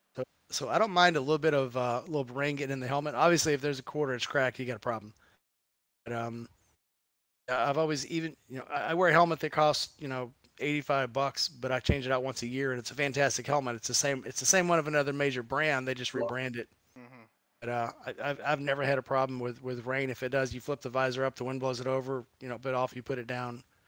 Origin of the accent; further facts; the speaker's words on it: Gulf of Mexico, Gulf Coast, United States; moved away; I grew up down on the Gulf of Mexico